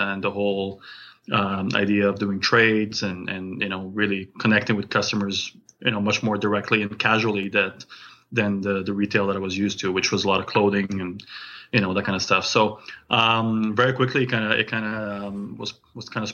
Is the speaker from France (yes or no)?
yes; France; now in Calgary, Canada; I'm originally from France. I came to Canada 23 years ago